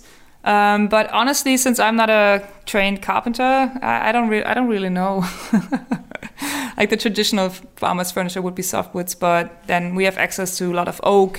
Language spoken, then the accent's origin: English; Germany; I'm from Germany